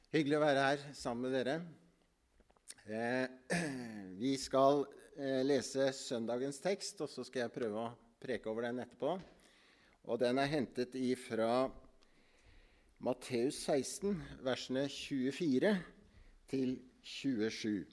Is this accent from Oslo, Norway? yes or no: no; Ytre Enebakk, Akershus, Norway; Jeg er fra Ytre Enebakk. Jeg har vokst opp på Misjonshuset i Ytre Enebakk